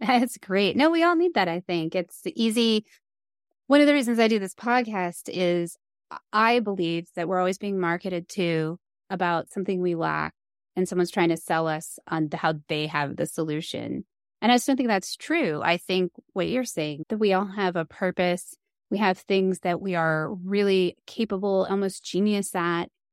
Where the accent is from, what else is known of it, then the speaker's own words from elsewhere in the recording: East Coast, United States; now in Colorado, United States; I grew up on the East Coast